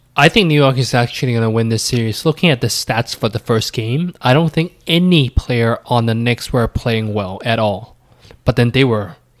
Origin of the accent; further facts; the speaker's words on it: Canada; me being Canadian